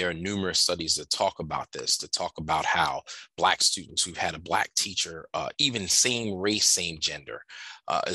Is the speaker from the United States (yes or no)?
yes; Camden, New Jersey, United States; I grew up in Camden, New Jersey. I teach in Camden, New Jersey.